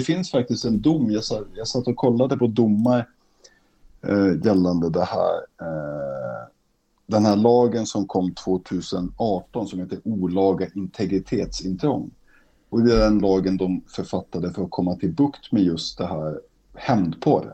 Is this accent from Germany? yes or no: no; Umeå, Västerbotten County, Sweden; now in Stockholm, Sweden; när jag växte upp i Umeå